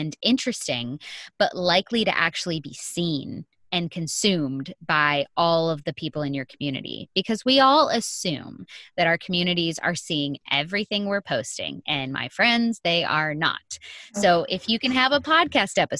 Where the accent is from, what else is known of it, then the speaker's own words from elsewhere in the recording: Sebastian, Florida, United States; moved away as an adult; now in California, United States; I'm from Sebastian, which is only like 2.5 hours north of Boca